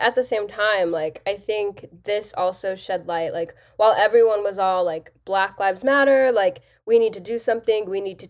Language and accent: English; Texas, United States; Like, I grew up in Texas.